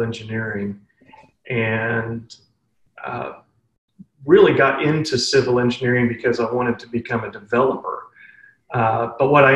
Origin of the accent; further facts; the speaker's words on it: Fayetteville, Arkansas, United States; moved away as an adult; my hometown of Fayetteville, Arkansas